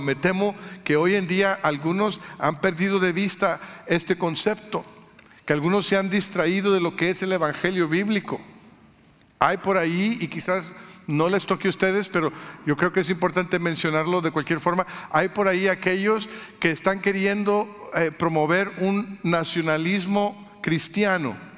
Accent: Mexico; now in United States; Yo, nací en México, soy mexicano de origen

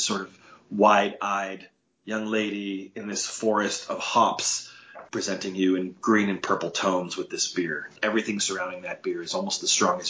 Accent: Bay Area, California, United States; growing up in California, there were always people selling oranges by the freeway. Not so much where I lived, because I was more in the Bay Area

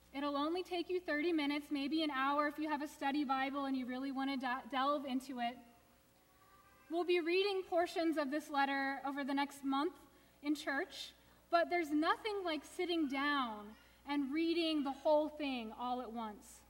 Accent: Houston, Texas, United States; I grew up in Houston, suburban Houston, definitely the South

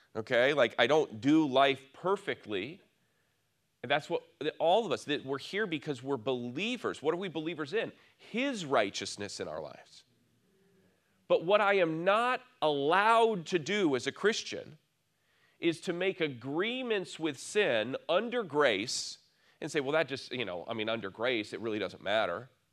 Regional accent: near Lake Michigan, Midwest, United States; I grew up near Lake Michigan

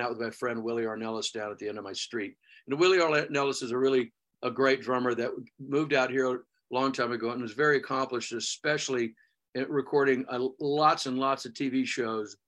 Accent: Houston, Texas, United States; moved away; Where I grew up in Texas.

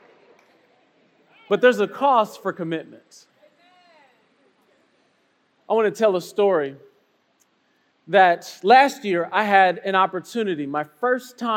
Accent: Chicago, Illinois, United States; I'm a city boy. You know, I come from Chicago, you know, so paved streets is my thing

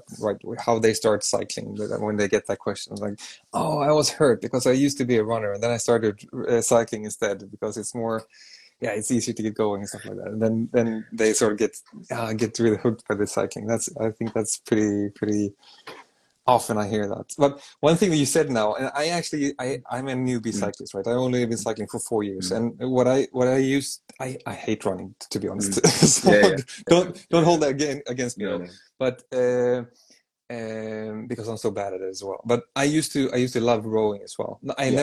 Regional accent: Sweden; I'm from Sweden. I'm from Sweden.

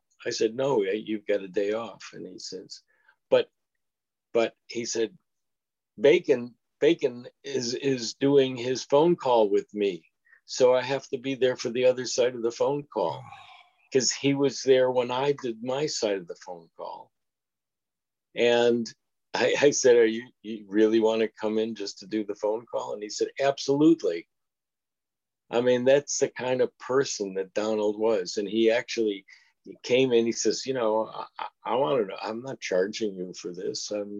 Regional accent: United Kingdom; And that's how how I ended up as a British film director.

